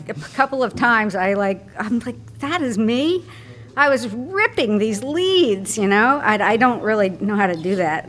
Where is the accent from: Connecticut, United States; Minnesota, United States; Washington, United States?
Connecticut, United States; moved away as an adult; also born or lived in Maine / Pennsylvania / Swansea, Wales / Dolomites, Italy; now in Vermont, United States; I grew up in Connecticut